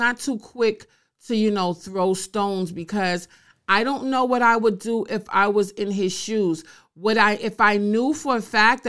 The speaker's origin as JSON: {"language": "English", "region": "New York", "country": "United States", "said": "I'm a New Yorker"}